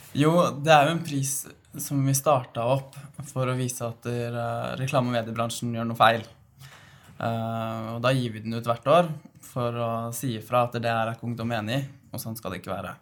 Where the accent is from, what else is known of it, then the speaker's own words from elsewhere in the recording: Fredrikstad, Østfold, Norway; Jeg kommer jo fra Fredrikstad